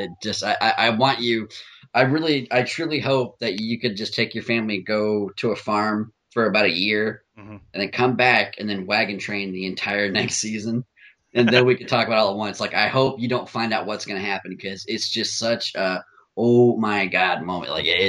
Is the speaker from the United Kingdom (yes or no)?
yes; United Kingdom; much like most TV shows I recommend, being British